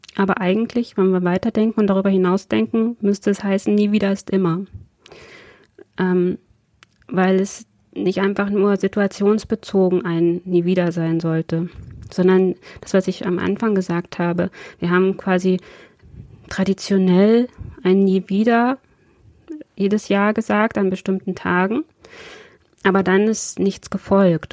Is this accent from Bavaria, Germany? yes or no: no; Braunschweig, Lower Saxony, Germany; wir hier in Braunschweig in meiner Heimatstadt